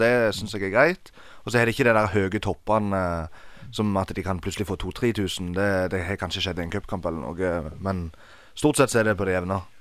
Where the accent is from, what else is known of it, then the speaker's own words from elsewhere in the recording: Egersund, Rogaland, Norway; Jeg er fra Egersund